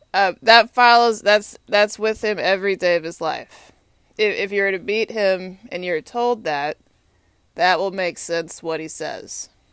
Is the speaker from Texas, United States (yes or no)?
yes; Austin, Texas, United States; also born or lived in Winston-Salem, North Carolina; now in Washington, D.C., United States; I grew up in Austin 'cause my dad worked for the Texas State Government.